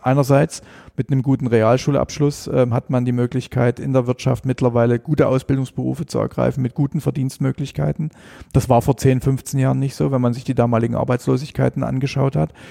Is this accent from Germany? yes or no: yes; Elbhang, Saxony, Germany; ich bin ähm, am, am Elbhang groß geworden